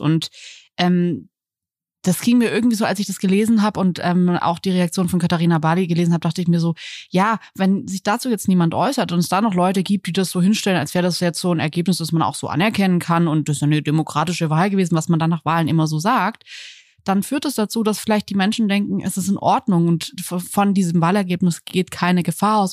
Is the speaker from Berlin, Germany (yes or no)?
yes; Berlin, Germany; wenn mich jemand fragt, woher ich komme, dann sage ich immer eher aus Berlin als aus Deutschland